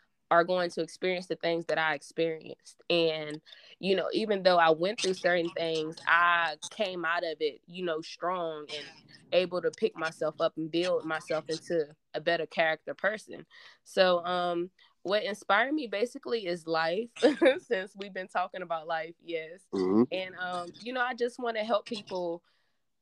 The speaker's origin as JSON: {"language": "English", "town": "Danville", "region": "Virginia", "country": "United States", "said": "I'm from Danville, Virginia. Okay. And I'm still currently in the same place"}